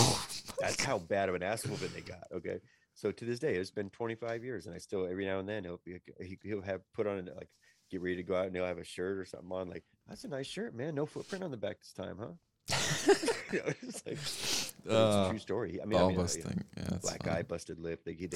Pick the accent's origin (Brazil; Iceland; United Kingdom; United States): Iceland; I don't even know what pillage and plunder means, but that's where I am. I'm from Iceland.